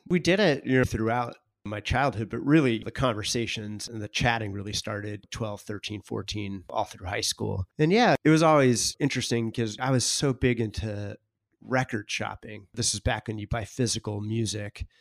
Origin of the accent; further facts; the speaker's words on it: Northern California, United States; moved away as an adult; also born or lived in Oregon / Boston; now in New York, United States; I grew up in California, went to college in Oregon, and then I spent six or so years in Boston